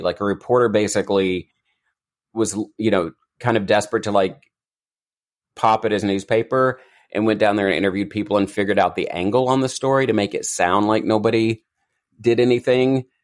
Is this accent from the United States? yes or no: yes; Eastern Kentucky, United States; I grew up in Eastern Kentucky